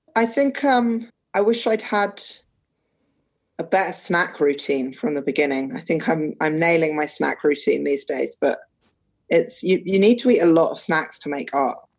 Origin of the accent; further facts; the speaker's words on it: London, United Kingdom; also born or lived in Cambridge / Paris / Cairo / America; I grew up in London, Um, I love London. I still live here now.